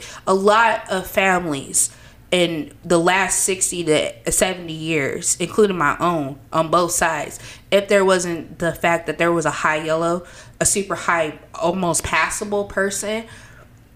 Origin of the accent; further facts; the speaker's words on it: United States; I'm an American